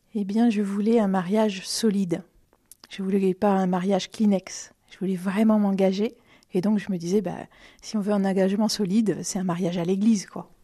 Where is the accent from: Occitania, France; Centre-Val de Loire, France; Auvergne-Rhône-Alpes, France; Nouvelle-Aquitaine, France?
Centre-Val de Loire, France; Romorantin-Lanthenay; also born or lived in Vendôme / Blois; now in Montoire-sur-le-Loir, France; je, suis née euh, à Vendôme, mais j'ai grandi à Romorantin